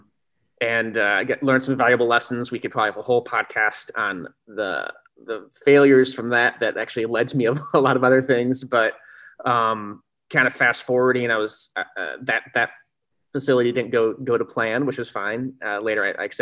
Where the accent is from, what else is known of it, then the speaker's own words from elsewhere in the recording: Sycamore, Illinois, United States; I grew up in Sycamore, Illinois, which is a little farming town about 70 miles northwest of Chicago